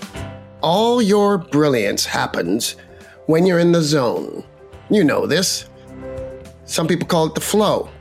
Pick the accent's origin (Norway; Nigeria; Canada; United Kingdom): Canada; As a Canadian